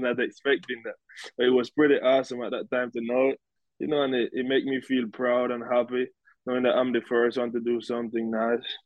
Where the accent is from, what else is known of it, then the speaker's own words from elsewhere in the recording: Bluefields, South Caribbean Coast Autonomous Region, Nicaragua; now in United States; I grew up in Bluefields, Nicaragua, the Caribbean coast of Nicaragua